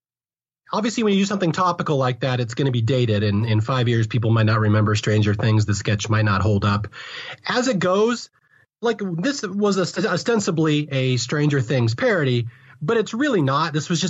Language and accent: English; West Coast, United States; And again, I'm from the West Coast, so I may have missed some of the nuances of this sketch